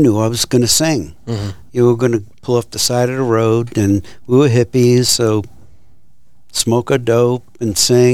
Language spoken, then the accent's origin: English; New York City, New York, United States; accent: thick New York accent; moved away as an adult; also born or lived in Long Island; now in Fort Worth, United States; I grew up in Brooklyn also, so that's really different than Manhattan